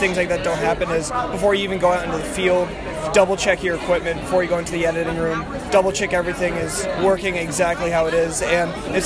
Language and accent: English; Connecticut, United States; I'm from Haddon Killing North High School up in Connecticut